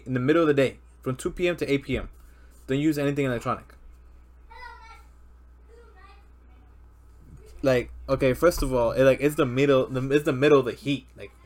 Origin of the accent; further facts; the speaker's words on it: Texas, United States; We're all here in Texas. We're all from Texas